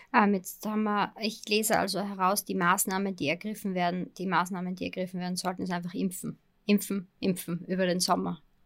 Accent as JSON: {"language": "German", "country": "Austria", "said": "Bei uns in Österreich"}